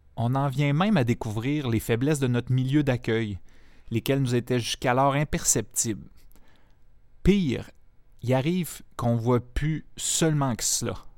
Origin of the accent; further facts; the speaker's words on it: a region of Quebec, Canada; moved away as an adult; also born or lived in La Matapédia, Bas-Saint-Laurent, Quebec; J'avais tous les avantages de ma région natale, comme l'accès privilégié